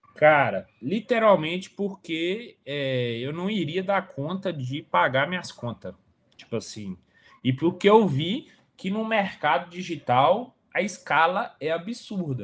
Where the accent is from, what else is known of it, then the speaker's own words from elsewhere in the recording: Coronel Fabriciano, Minas Gerais, Brazil; moved away as an adult; also born or lived in Nova Friburgo / Sete Lagoas; sou natural de Coronel Fabriciano